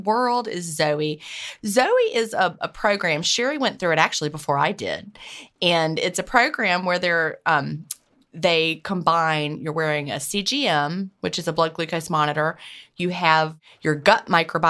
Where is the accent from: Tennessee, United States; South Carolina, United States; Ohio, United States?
South Carolina, United States; also born or lived in Georgia; That's my home state where I, you know, when I was born in Georgia, but South Carolina is where my family lived.